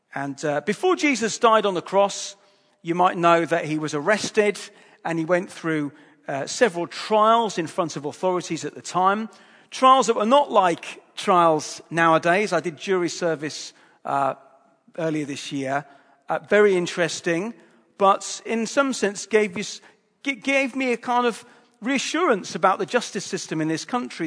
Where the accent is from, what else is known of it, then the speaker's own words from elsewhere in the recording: Hull, Yorkshire and the Humber, United Kingdom; I'm from Hull